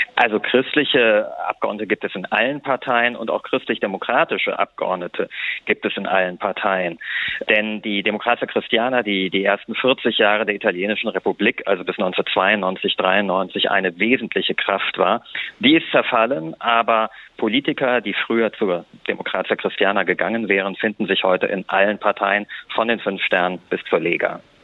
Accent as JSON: {"language": "German", "country": "Germany", "moved": "yes", "lives_now": "Italy", "said": "bei uns in Deutschland"}